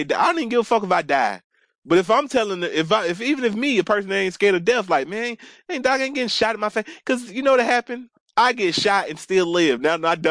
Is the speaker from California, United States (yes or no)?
no; Atlanta, Georgia, United States; I grew up in Atlanta, so I've been taking the MARTA since I was like in fifth grade by myself